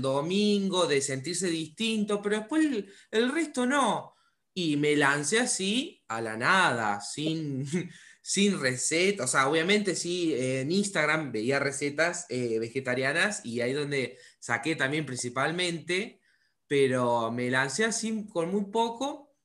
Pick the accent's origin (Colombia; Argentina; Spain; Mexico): Argentina; Córdoba; yo también soy de Córdoba, o sea, al lado, estoy al sur de Córdoba